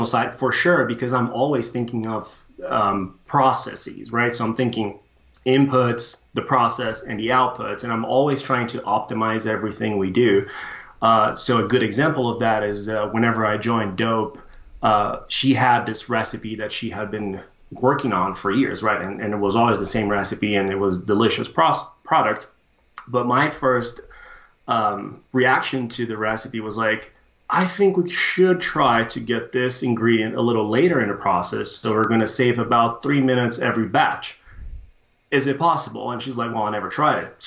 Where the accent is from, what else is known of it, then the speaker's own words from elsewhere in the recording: Brazil; moved away as an adult; now in United States; I was born and raised in Brazil, studied civil engineering there